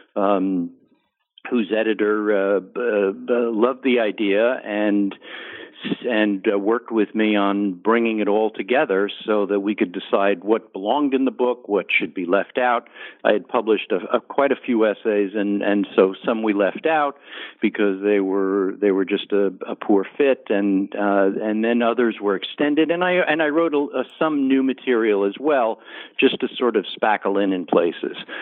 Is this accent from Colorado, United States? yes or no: no; New Jersey suburbs, United States; also born or lived in Bronx, New York; growing up in the New Jersey suburbs